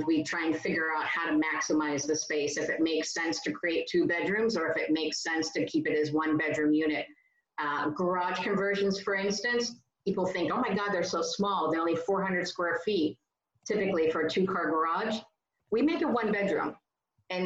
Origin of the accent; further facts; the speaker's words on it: California, United States; as a Californian